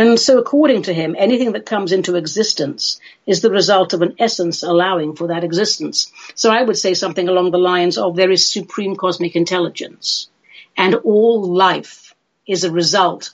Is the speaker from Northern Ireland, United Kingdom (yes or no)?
no; London, United Kingdom; I grew up in London